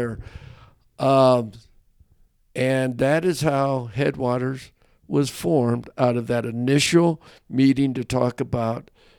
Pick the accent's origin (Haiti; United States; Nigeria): United States; California; now in Montana, United States; I was from, unfortunately, I don't mention it very often in Montana, but I'm from the Sea State, California.